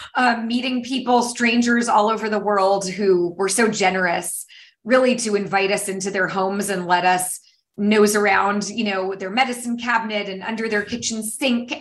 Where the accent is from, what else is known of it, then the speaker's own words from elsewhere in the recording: San Francisco Bay Area, California, United States; I am from the San Francisco Bay Area, um, based in California.